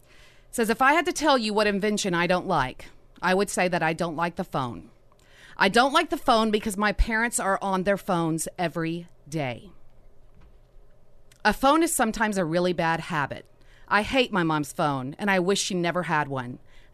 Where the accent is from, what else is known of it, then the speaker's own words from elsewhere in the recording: Louisiana, United States; Louisiana, my home state.